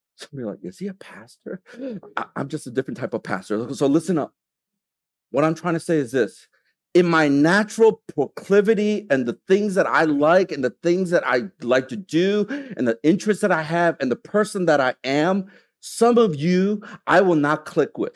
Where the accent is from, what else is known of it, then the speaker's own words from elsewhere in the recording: United States; now in Hong Kong; I'm from America